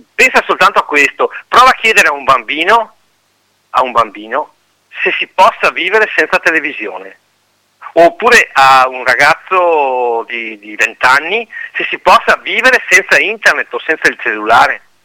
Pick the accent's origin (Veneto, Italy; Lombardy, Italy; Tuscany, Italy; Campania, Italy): Veneto, Italy; Pedavena; io sono di Pedavena